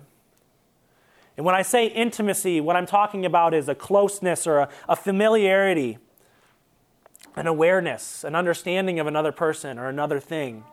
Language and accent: English; Toledo, Ohio, United States; now in Columbus, United States; we're from Toledo